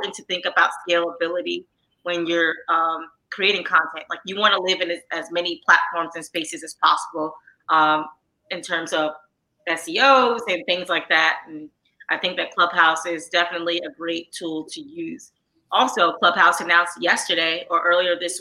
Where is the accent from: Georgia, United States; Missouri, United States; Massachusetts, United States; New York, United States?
New York, United States; New York City; I grew up in Harlem, New York, you know, so not where I'm from, not everyone read the New York Times for sports news.